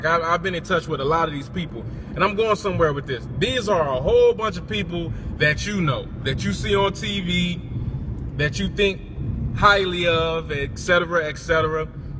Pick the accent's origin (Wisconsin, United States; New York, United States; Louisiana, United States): Wisconsin, United States; Milwaukee; also born or lived in Virginia; now in Houston, United States; I'm from Milwaukee, Wisconsin, as you know. A lot of y'all know, I grew up with ….